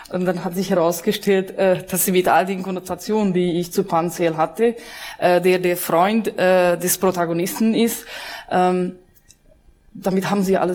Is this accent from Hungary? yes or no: yes; Hungary; ähm, ich bin Ungarin, wie Sie meinen Namen entnehmen konnten.